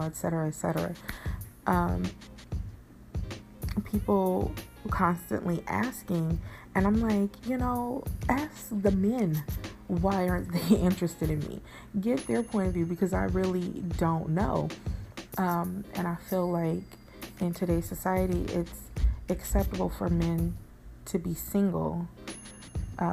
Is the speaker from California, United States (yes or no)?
yes; Bay Area, California, United States; I'm from the Bay Area